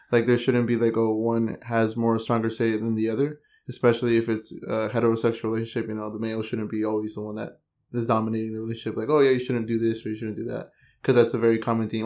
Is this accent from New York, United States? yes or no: no; San Jose, California, United States; I was born and raised in San Jose